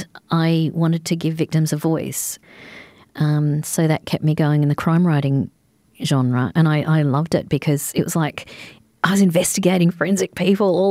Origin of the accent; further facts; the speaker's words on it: Adelaide, South Australia, Australia; growing up in Adelaide